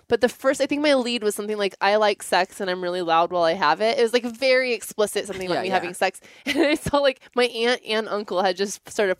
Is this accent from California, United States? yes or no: yes; Ventura County, California, United States; I'm from Ventura County.